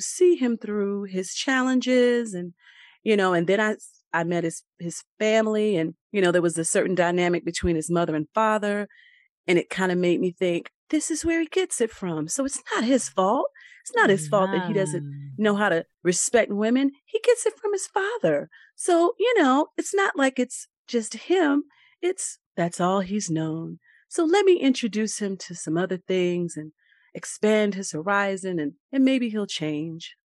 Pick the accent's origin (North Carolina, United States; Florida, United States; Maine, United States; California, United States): North Carolina, United States; Raleigh; also born or lived in New Bern, North Carolina / Pollocksville, North Carolina; I am from Raleigh, but I have roots in Eastern North Carolina, New Bern, Pollocksville.